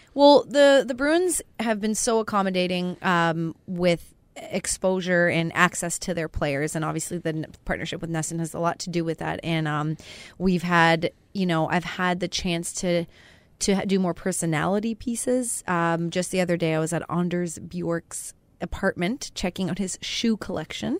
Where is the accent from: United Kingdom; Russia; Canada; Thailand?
Canada; moved away; I'm Canadian, and I'd never been to Winnipeg